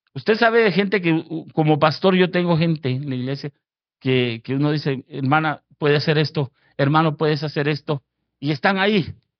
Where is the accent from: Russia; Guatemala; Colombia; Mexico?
Guatemala; now in Fort Worth, United States; Yo, yo soy originario de Guatemala